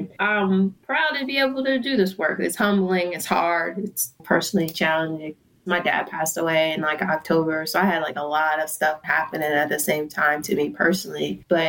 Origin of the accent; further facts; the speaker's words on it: Philadelphia, Pennsylvania, United States; now in Oakland, United States; I'm not going to claim from here because I'm from Philadelphia and I love that.